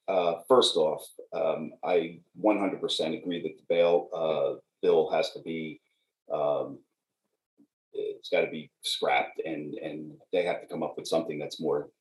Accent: New York, United States; I'm a New Yorker. I grew up here

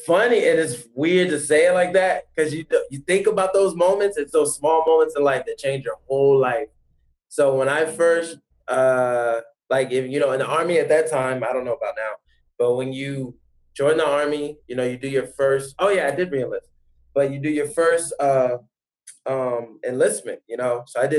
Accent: United States; now in Germany; If I went to America, I'd be all on American stuff because I'm still American. But in Germany, it's like once you establish yourself and get a visa here, like, everything else is taken care of.

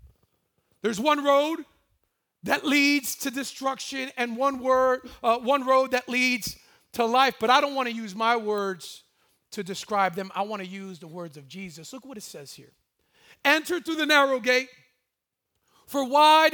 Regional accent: Miami, Florida, United States; moved away; I'm originally from Miami, Florida

